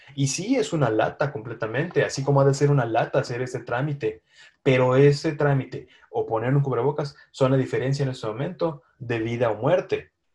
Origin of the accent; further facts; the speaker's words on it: Mexico; que nos caracteriza como mexicanos